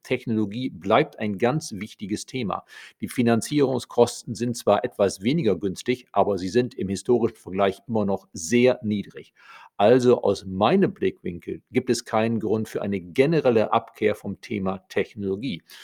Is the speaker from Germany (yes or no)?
yes; Germany; bei uns in Deutschland